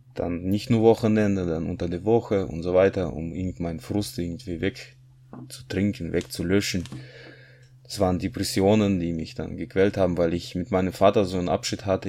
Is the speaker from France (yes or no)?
no; Kazakhstan; moved away as an adult; now in Germany; Ich bin 1981 geboren. in Kasachstan in nichtchristliche Familie